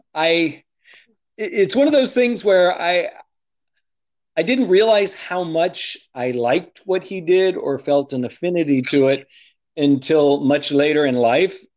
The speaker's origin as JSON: {"language": "English", "country": "United States", "tie": "born or raised there", "also_born_or_lived": "Arlington", "said": "I was born in the United States"}